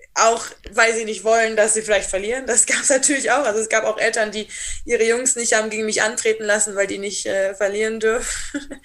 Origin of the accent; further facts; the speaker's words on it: Rhineland, Germany; also born or lived in Black Forest; now in Triberg, Germany; ich bin ja selber aus dem Rheinland